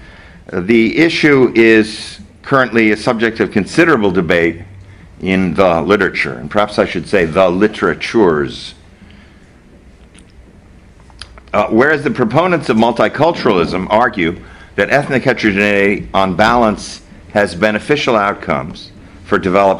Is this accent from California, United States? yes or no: no; Arizona, United States; my home state of Arizona